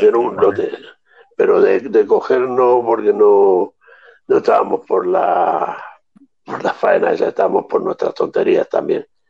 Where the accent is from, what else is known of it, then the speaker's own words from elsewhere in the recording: Andalusia, Spain; como andaluces que somos